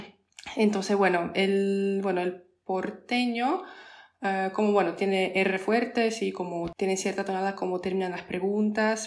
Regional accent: Poland; Spanish is a second language; moved away as an adult; also born or lived in Argentina; nosotros, polacos o europeos

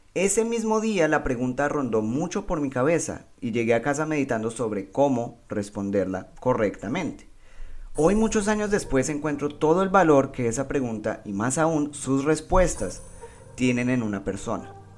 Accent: Colombia; Soy un buen colombiano

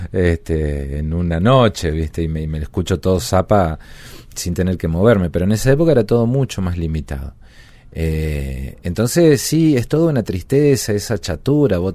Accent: Presidencia Roque Sáenz Peña, Chaco, Argentina; moved away; De mi ciudad natal en el Chaco.

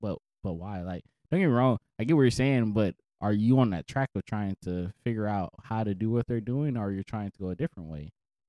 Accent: Dallas, Texas, United States; also born or lived in Irving, Texas / Arlington, Texas; I'm 26, turning 27, coming in June. I was born and raised in Texas, or Tejas, and kind of been around the DFW area a little bit. Grew up in Irving, Arlington.

